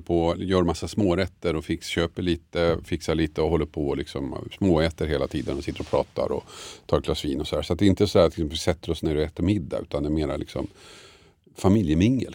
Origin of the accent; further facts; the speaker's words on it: Tumba, Stockholm County, Sweden; moved away as an adult; also born or lived in Huddinge; Jag är uppvuxen i Tumba, gick gymnasiet i Huddinge